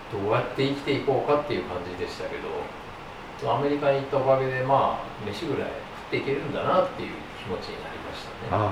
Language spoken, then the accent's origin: Japanese; Osaka, Japan; moved away as an adult; also born or lived in Oregon, United States; 大阪生まれて18まで大阪にいまして